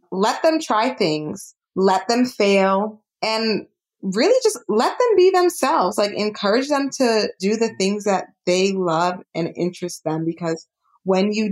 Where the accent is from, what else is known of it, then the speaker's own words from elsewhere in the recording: Jamaica; Kenya. I'm Jamaican, so I'm biased. Jamaica.